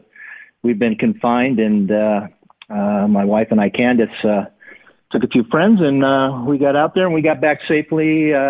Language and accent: English; California, United States; Growing up in California was awesome.